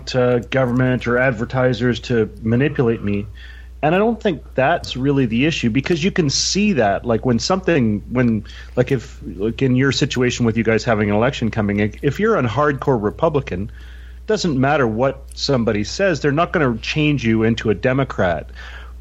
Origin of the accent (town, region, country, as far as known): Canada